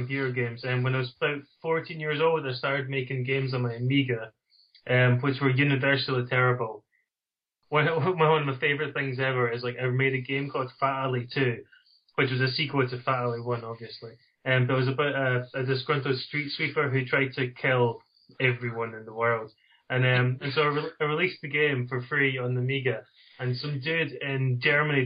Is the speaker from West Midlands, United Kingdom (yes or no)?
no; Dundee, Scotland, United Kingdom; accent: Dundee; It's from Dundee in Scotland. Although I was, as a child, my mum said, you have to speak properly. And so it's beaten into me, and so that's why my accent isn't quite as strong as some other people from the Dundee area.